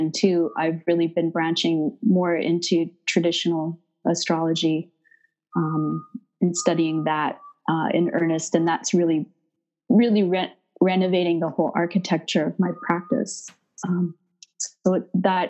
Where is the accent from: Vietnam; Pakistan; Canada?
Canada; now in Montreal, Canada; I'm Canadian, so I'm up in Canada, currently based in Montreal, Quebec